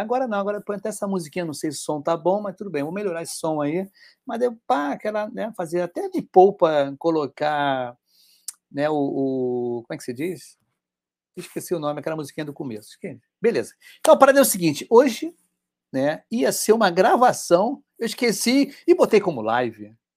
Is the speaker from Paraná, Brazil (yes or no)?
no; Rio de Janeiro, Brazil; Eu sou do Rio de Janeiro